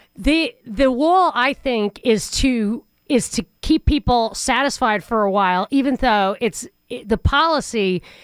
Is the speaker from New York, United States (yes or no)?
yes; New York, United States; as a New Yorker growing up, every single person in my class growing up had parents or grandparents who were immigrants